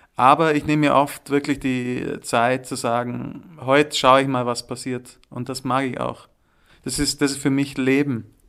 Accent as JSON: {"language": "German", "area": "Allgäu", "region": "Bavaria", "country": "Germany", "also_born_or_lived": "Munich / Würzburg", "moved": "yes", "lives_now": "Zürich, Switzerland", "said": "im Allgäu, wo ich herkomme, also wo meine Wurzeln auch sind"}